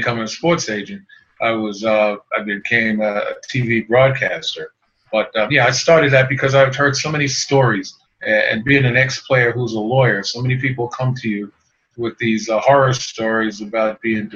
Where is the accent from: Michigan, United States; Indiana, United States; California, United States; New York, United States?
New York, United States; New York City; also born or lived in Queens, New York; now in Maryland, United States; my hometown of Brooklyn, New York. That's where I was born and raised in part, and we moved to Queens